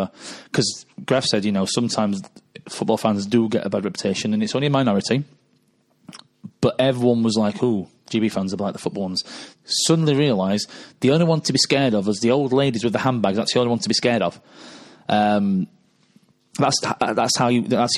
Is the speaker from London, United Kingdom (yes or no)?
no; Wales, United Kingdom; as a Welshman